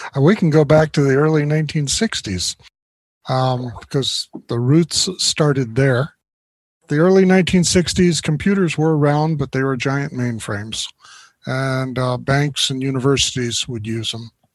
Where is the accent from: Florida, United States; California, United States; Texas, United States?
Florida, United States; I grew up in Florida. I lived my life in Florida and really hadn't traveled much